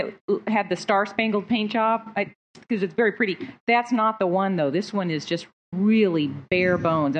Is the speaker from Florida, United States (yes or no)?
no; Sebastopol, California, United States